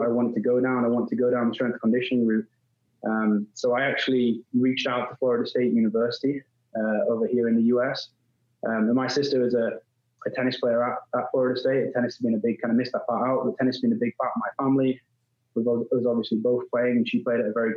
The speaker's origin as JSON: {"language": "English", "region": "England", "country": "United Kingdom", "also_born_or_lived": "Louisiana", "moved": "as an adult", "lives_now": "North Carolina, United States", "said": "as an Englishman coming across"}